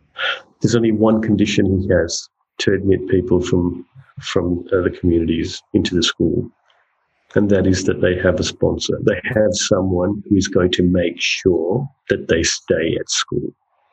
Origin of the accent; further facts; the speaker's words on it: Northern Territory, Australia; And, you know, as a Territorian and as an Australian, you're like, what?